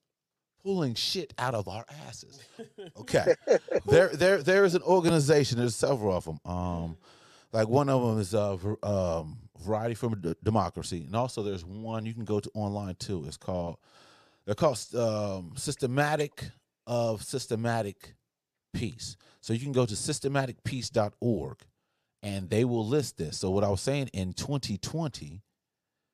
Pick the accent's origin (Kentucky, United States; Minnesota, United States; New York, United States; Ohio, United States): Ohio, United States; I'm from Ohio